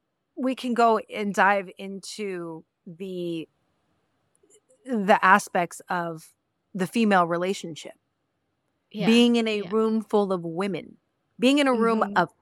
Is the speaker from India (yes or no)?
no; Mexico; I am not Dominican. I am not Colombian. I am not. I am a Mexican. I come from Mexico.